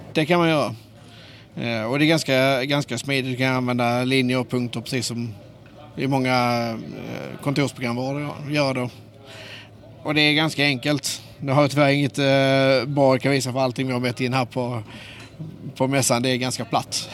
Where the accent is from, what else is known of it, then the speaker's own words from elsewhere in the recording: Skåne, Sweden; accent: Skånska; Jag hoppas ni förstår min skånska